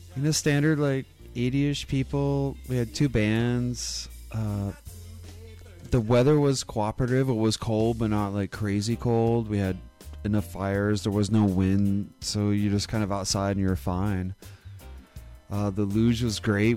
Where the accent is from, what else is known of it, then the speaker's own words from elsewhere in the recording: Wisconsin, United States; when I was born in Wisconsin